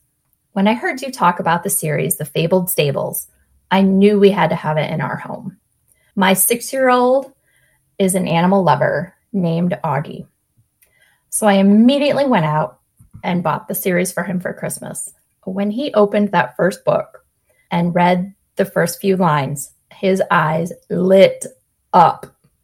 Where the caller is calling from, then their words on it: Westerville, Ohio, United States; Hi, Sarah. … from Westerville, Ohio.